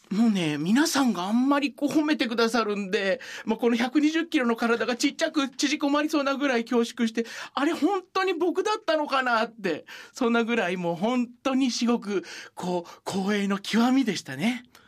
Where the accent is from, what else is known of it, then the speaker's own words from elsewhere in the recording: Sukumo, Kochi, Japan; 僕のふるさとの高知県